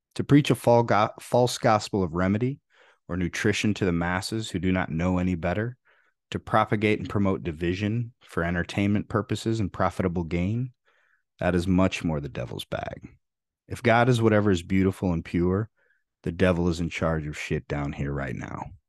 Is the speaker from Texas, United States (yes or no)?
no; Freeport, Illinois, United States; There weren't many truly rich people where I grew up in Freeport, Illinois